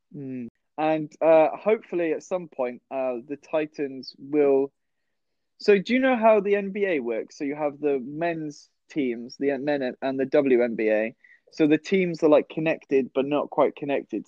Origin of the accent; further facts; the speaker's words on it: West Wales, United Kingdom; moved away; I'm from a really, really tiny town um, mm. over in West Wales.